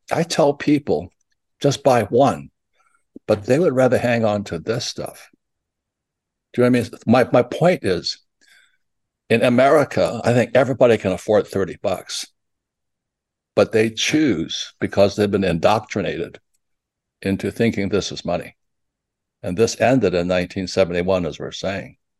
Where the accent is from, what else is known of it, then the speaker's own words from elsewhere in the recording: Hilo, Hawaii, United States; I was I was growing up in Hilo, Hawaii